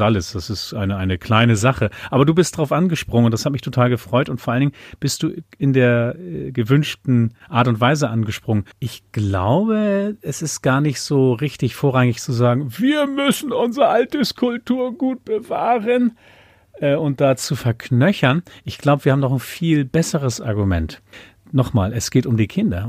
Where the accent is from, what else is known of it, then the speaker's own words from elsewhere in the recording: Uelzen district, Lüneburg Heath, Lower Saxony, Germany; first language German; also born or lived in Buxtehude; now in Schleswig-Holstein, Germany; ich bin alter Niedersachse. Es gibt die Stadt Buxtehude, da bin ich geboren. Und dann, weil meine Eltern dann einen Hof gekauft haben in der Lüneburger Heide, mit einem Jahr schon umgezogen in den Landkreis Uelzen in Niedersachsen, Lüneburger Heide, Ostheide. Und da bin ich schon aufgewachsen.